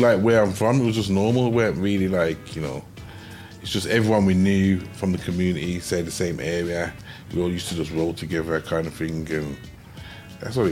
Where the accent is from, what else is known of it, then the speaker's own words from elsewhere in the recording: Birmingham, West Midlands, United Kingdom; I'm from Hockley.